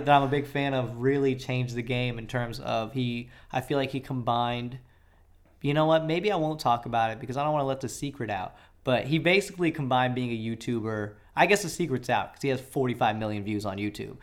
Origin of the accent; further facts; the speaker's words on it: Atlanta, Georgia, United States; moved away; I grew up in Atlanta, so I was embedded in that culture.